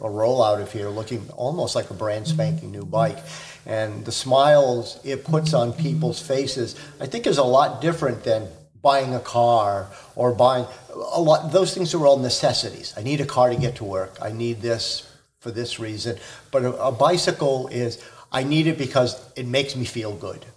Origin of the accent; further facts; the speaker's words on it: Boston, Massachusetts, United States; now in Watertown, United States; I'm from the Boston area